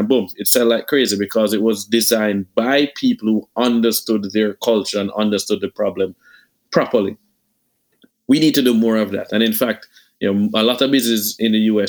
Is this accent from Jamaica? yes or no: yes; Jamaica; I'm Jamaican